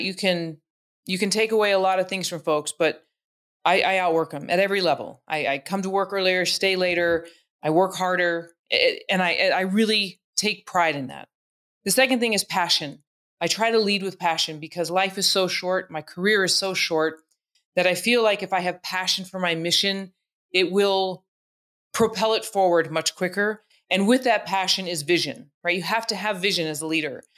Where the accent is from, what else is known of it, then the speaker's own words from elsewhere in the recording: Albuquerque, New Mexico, United States; I was from Albuquerque, New Mexico, where everybody looked like Punch.